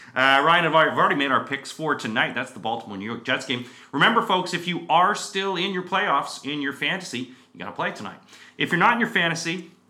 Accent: Canada; moved away as an adult; now in United Kingdom; I'm heading back to Canada as well. So because we're both Canadian.

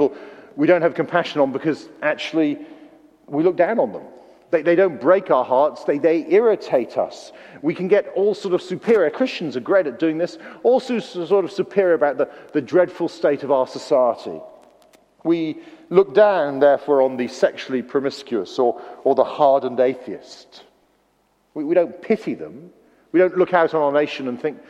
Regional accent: Wales, United Kingdom; moved away; Being a Welshman

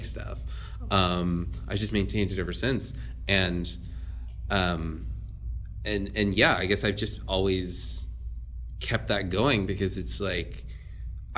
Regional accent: New Orleans, Louisiana, United States; moved away; Born and raised in New Orleans

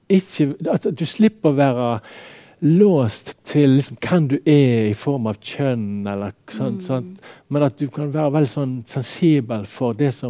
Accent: Radøy, Vestland, Norway; now in Bergen, Norway; Og jeg merker jo òg for meg sjøl, når jeg kom fra Radøy til Bergen, mm. hvor stor skilnaden var. Sant? For at når jeg vokste opp

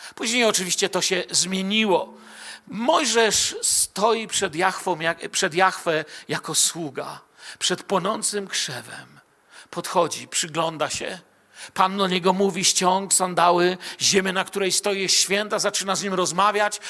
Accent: Bielsko-Biała, Silesian Voivodeship, Poland; also born or lived in Moscow; a ja z Bielska Białej

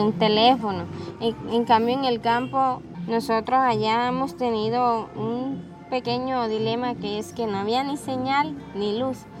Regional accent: Dos Bocas corregimiento, Magdalena Medio, Colombia; vengo del corregimiento de Dos Bocas, tengo 24 años

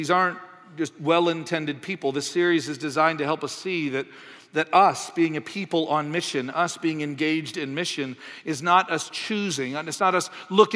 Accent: Canada; moved away; also born or lived in United States; I'm from Canada. I lived in the States for a while

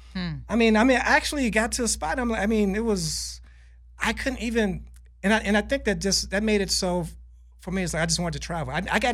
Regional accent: United States; I almost wanted to correct them and I thought, yeah, I am American.

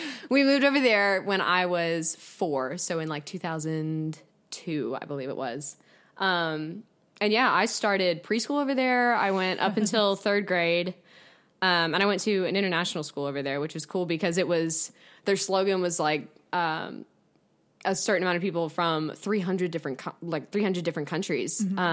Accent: Texas, United States; accent: Scottish; also born or lived in Scotland; oh, yeah, no, I'm not from the tri-state area. I'm actually from Texas. But even then they go, OK, so you're from Texas. Where's your accent? And I was like, well, when I moved to Texas, I had a Scottish accent.

